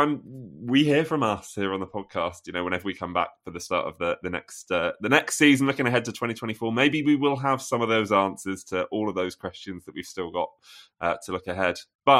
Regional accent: Wales, United Kingdom; moved away as an adult; now in Finland; I'm originally from Wales, but I've lived half my life, 23 years, in Finland.

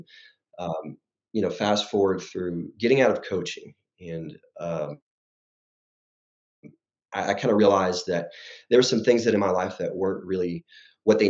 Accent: Lorena, Texas, United States; now in Dallas, United States; I grew up in a small town in Texas outside of Waco. And it's called Lorena, Texas

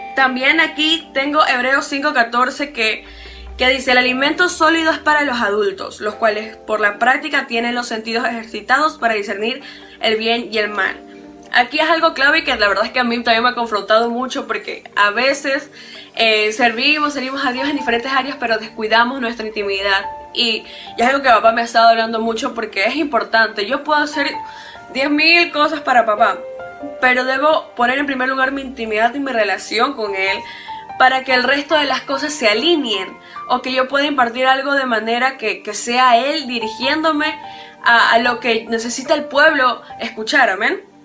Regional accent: Ecuador; yo soy acá de Ecuador

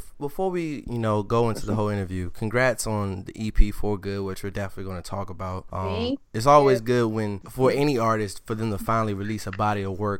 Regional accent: United States; We from the DMV, respectively.

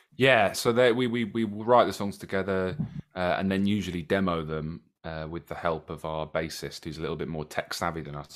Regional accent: Brighton, South East England, United Kingdom; we're born and bred Brightonians

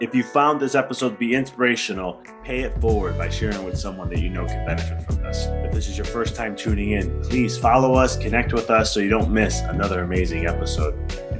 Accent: Chicago, Illinois, United States; Like I experienced this when I moved from Chicago and I went to school at Arizona for a little bit.

